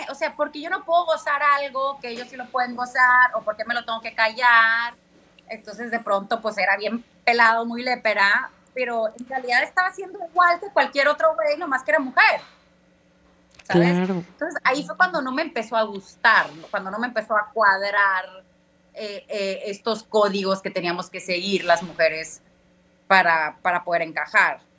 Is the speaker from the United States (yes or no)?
yes; United States; born there; aparte nací en Estados Unidos y en Estados Unidos es una crueldad.